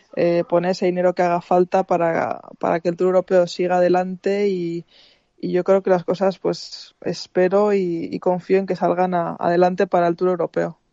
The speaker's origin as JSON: {"language": "Spanish", "country": "Spain", "said": "mi país"}